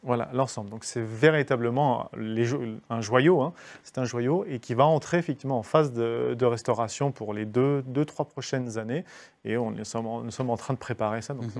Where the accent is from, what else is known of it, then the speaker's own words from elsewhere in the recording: Vichy, Auvergne-Rhône-Alpes, France; moved away; j'ai grandi à Vichy